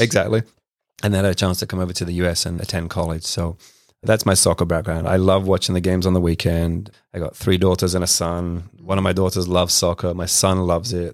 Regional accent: London, United Kingdom; moved away; I grew up in West London in the mid nineties

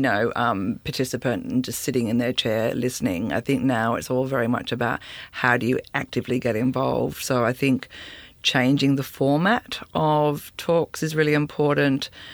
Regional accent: Sydney, New South Wales, Australia; I grew up in Sydney

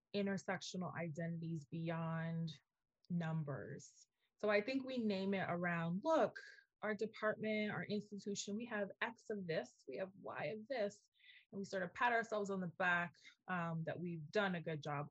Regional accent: New York City, New York, United States; moved away as an adult; also born or lived in Indiana / Massachusetts; I am from New York City, I am from the Bronx, I am an inner city kid

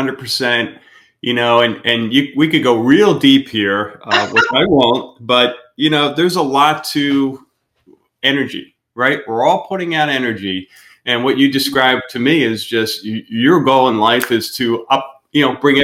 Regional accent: outside the Philadelphia area, Pennsylvania, United States; moved away; we're from Pennsylvania, outside the Philadelphia area

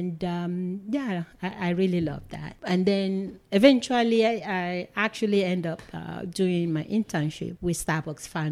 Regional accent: Nigeria; moved away as an adult; also born or lived in Seattle, Washington; now in United States; I'm a Nigerian. I was born and raised in Nigeria

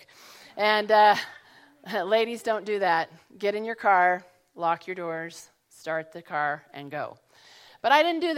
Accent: Colorado, United States; moved away as an adult; also born or lived in San Jose, California; I grew up in Colorado

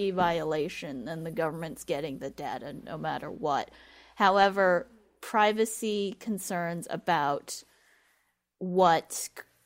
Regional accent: Wuhan, Hubei, China; my hometown of Wuhan in China

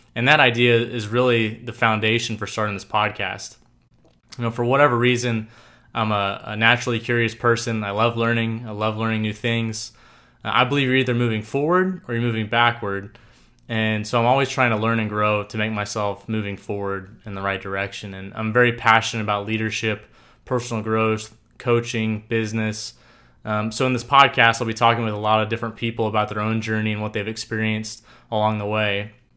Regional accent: Tulsa, Oklahoma, United States; I grew up in Tulsa, Oklahoma

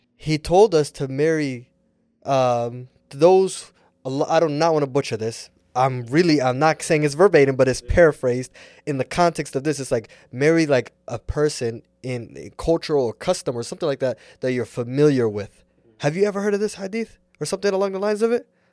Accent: United States; I'm an American and Somali

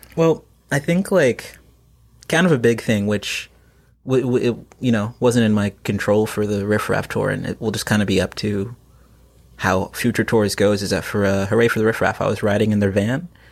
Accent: Plano, Texas, United States; now in North Carolina, United States; I grew up in Plano, Texas

